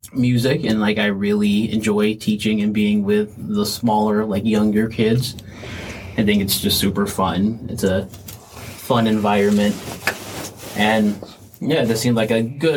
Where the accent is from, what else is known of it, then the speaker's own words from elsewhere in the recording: Boiling Springs, South Carolina, United States; I grew up in Blowing Springs, South Carolina, not too far from here, about 30 minutes, not super far.